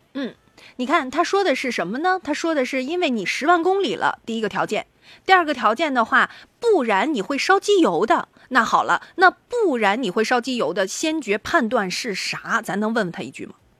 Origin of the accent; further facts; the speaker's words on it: Shandong, China; 这显然第一不符合我们山东人的气质